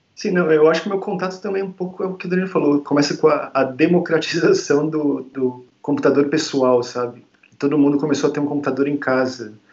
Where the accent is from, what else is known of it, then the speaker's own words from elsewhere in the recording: São Paulo, Brazil; moved away as an adult; also born or lived in London, United Kingdom; Eu sou de São Paulo, originalmente